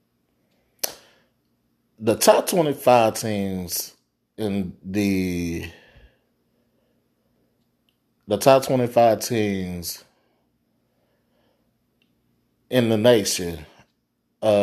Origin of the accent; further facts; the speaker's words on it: the South, United States; I'm from the South